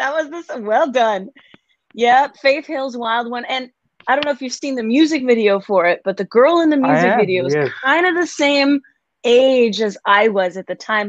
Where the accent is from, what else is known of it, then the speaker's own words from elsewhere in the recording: Denmark; moved away as an adult; also born or lived in Seattle, Washington / Nashville; now in United States; I grew up in a small town in Denmark and out in the country